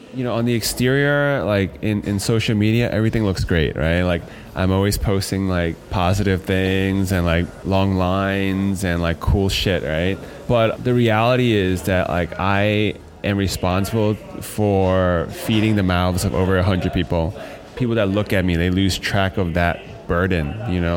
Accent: United States; As a Chinese American or American Chinese person

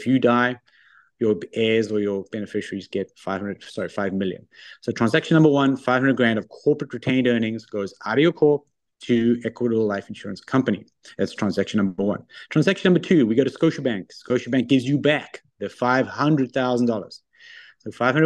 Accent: South Africa; moved away as an adult; also born or lived in Australia / London, United Kingdom / Japan / New York, United States; now in Ontario, Canada; I'm originally South African. So I went to high school in South Africa

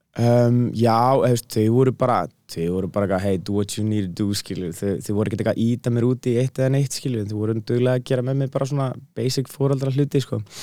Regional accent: Iceland; réttar sagt er ég hálf bretti og hálf íslningur en þú veist, ég er búin að búa aðna hérna í laðlæmina þannig að ég myndi segja að ég var miklu meira íslningu frekar en brettið

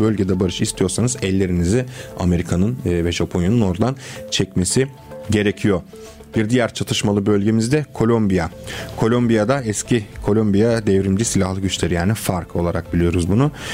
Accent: Constanța, Constanța County, Romania; moved away; Köstence benim de memleketimdir

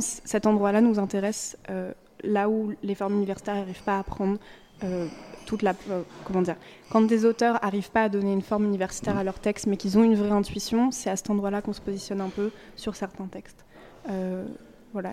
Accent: western France, France; now in Brussels, Belgium; j'ai grandi dans l'ouest de la France

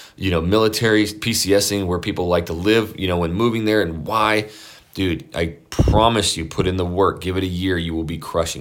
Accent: Idaho, United States; I'm from Idaho, I grew up on a ranch

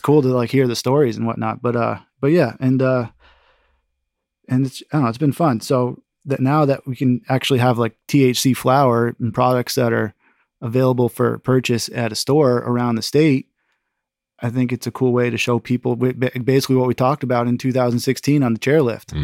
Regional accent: Connecticut, United States; also born or lived in West Coast / Alaska; now in Vermont, United States; I'm from Connecticut

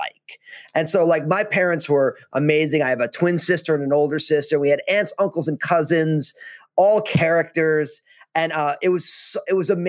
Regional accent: New Jersey, United States; now in Vancouver, Washington, United States; I go to Rutgers in my home state of New Jersey

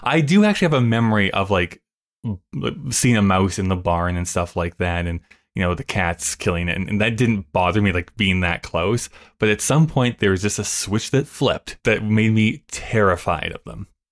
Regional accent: Alberta, Canada; we're from Alberta

